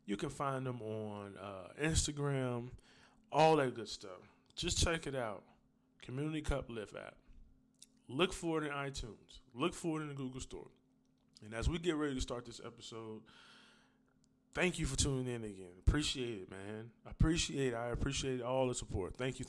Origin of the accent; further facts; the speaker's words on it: Wisconsin, United States; now in Los Angeles, United States; I'm in L.A., but I'm from Wisconsin, so I want to make sure that we get this set up.